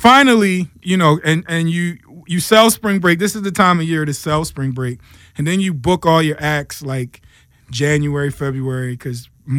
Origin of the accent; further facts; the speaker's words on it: United States; So, because you want a little bit of back home, even though because we're American